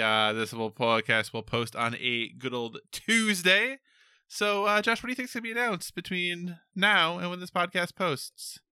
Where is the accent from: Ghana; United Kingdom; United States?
United States; I'm an American